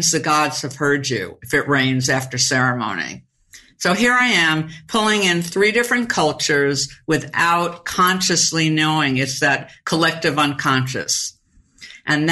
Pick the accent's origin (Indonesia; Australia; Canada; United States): United States; New York; I'm from New York